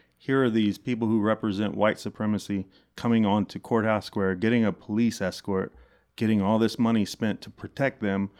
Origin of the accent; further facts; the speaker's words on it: Dayton, Ohio, United States; I grew up in Dayton.